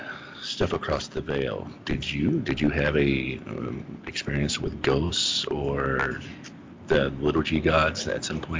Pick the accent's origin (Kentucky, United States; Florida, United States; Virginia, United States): Kentucky, United States; also born or lived in Minnesota / Louisiana / Tennessee / California; Yeah, I'm from Kentucky.